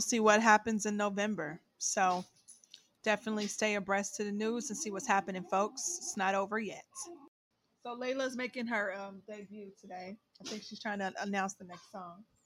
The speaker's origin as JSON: {"language": "English", "region": "Ohio", "country": "United States", "moved": "yes", "said": "I am from Ohio, but I've been away for a really long time"}